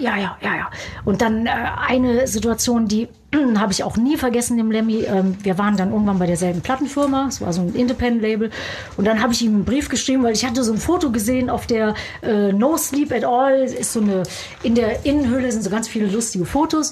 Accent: Germany; now in United States; Deutschland ist immer noch so, ja, meine Wurzel, meine Heimat

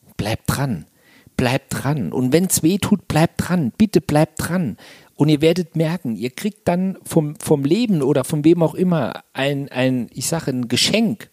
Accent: Saarland, Germany; Also ich komme aus dem Saarland und habe gedacht, mit dem Dialekt kannst du nie auf eine Bühne, da versteht dich kein Mensch

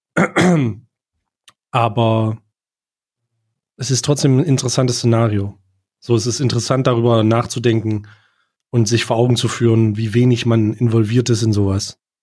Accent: Germany; als Deutscher

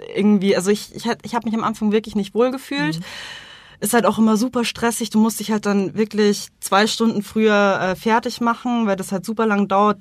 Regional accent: Munich, Bavaria, Germany; ich bin ja hier groß geworden und ich denke mal, also als gebürtiger Münchner

